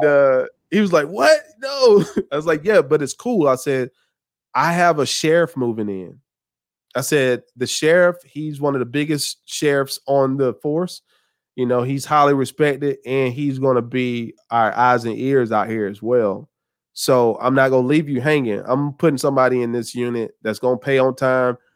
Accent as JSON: {"language": "English", "region": "the South", "country": "United States", "said": "I'm from the South"}